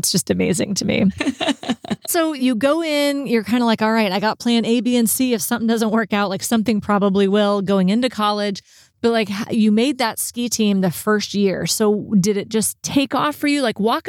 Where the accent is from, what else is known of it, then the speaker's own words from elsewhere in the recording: Texas, United States; because again, I'm from Texas. I went to a Texas school.